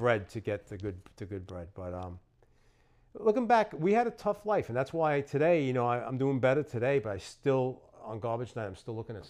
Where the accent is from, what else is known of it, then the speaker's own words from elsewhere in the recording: Levittown, New York, United States; Well, I grew up in Levittown. My parents, you know, they live in Queens, and they scraped every nickel and dime together. They bought a house in Levittown